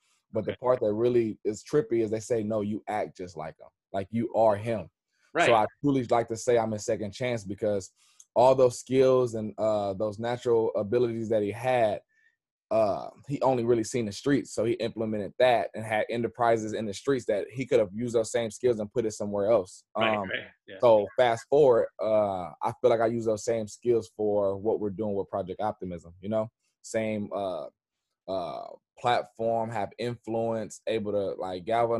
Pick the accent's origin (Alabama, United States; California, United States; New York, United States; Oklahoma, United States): California, United States; Richmond; I am from Richmond, California. Okay. But I've been all the way up 80. So I lived in Oakland, from Richmond, South Richmond.